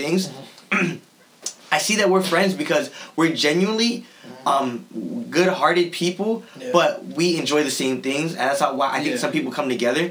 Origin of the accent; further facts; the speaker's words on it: Sleepy Hollow, New York, United States; I grew up in Sleepy Hollow